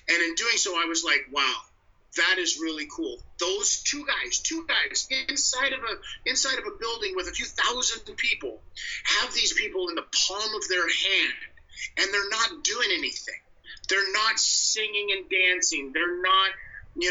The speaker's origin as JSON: {"language": "English", "town": "North Las Vegas", "region": "Nevada", "country": "United States", "tie": "born or raised there", "moved": "as an adult", "lives_now": "Canada", "said": "am a Las Vegas boy, born and bred. I mean, that's where, you know, that's and to even further the point, actually North Las Vegas"}